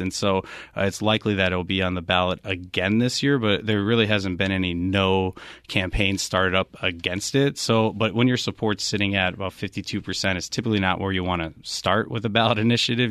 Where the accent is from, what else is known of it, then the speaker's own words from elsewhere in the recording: Wisconsin, United States; now in Arizona, United States; I'm actually from, uh, Wisconsin is where I hail from